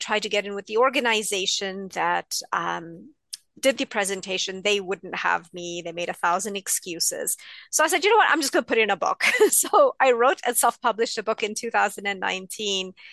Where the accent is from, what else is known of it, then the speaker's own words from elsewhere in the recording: India; So I'm East Indian. We are supposed to love cooking, and I hate it.